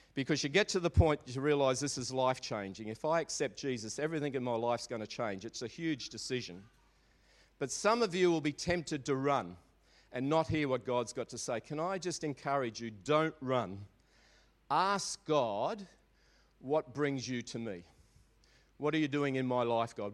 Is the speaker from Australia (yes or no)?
yes; Maribyrnong, Victoria, Australia; I grew up in Maribyrnong